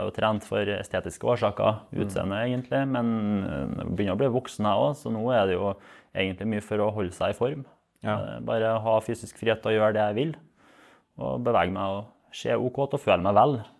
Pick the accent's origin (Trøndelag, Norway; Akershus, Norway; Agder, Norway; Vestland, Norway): Trøndelag, Norway; jeg er fra Osning